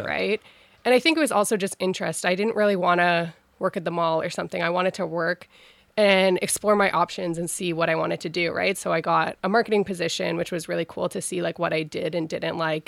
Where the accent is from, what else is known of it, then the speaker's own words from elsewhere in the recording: Ottawa, Ontario, Canada; I was born and raised in Ottawa